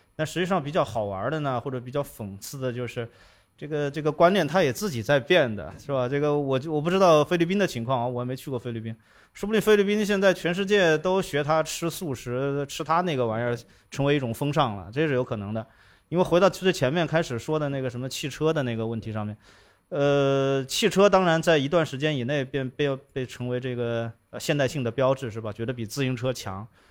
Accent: China; 这是我们中国人的习惯

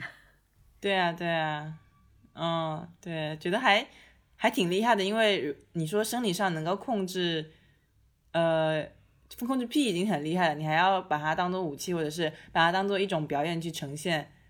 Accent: China; 我们中国人

